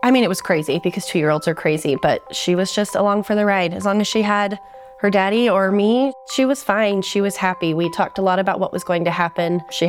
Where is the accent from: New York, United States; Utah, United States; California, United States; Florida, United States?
Utah, United States; Salt Lake City; moved away as an adult; also born or lived in Boise, Idaho / Changchun, China; I was born and raised in Salt Lake City, and so was he. I had a couple adventurous years in Boise, Idaho, and that was the entirety of my life experience up until then.